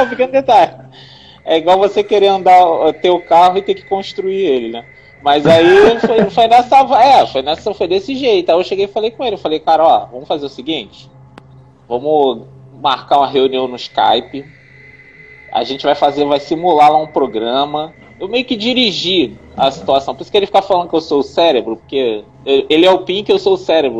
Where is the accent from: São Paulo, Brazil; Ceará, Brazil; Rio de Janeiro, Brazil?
Rio de Janeiro, Brazil; also born or lived in Bangu; eu também sou do Rio. Somos todos do Rio, tirando Guaraci, eu também sou carioca.